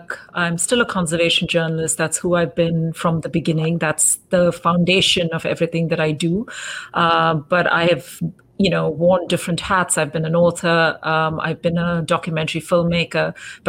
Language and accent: English; India; first language English; also born or lived in Delhi, India; now in Cape Town, South Africa; Although I grew up in India, my whole education system was pretty much from the beginning, it was in English. Tamil is my mother tongue, so I do speak it. But even at home, for most part, my parents and I spoke English and occasionally sort of fell into Tamil.